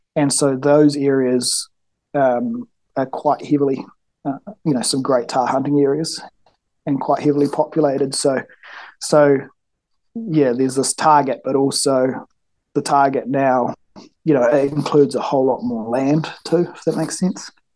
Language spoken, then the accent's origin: English; Nelson, New Zealand; I live, um, it's about 30 minutes south of Nelson, top of the South Island in New Zealand. Uh, I grew up here, was born here, grew up here